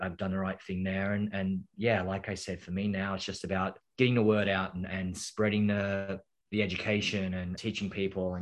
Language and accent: English; Australia; now in New York, United States; I'm from Australia. I live in New York now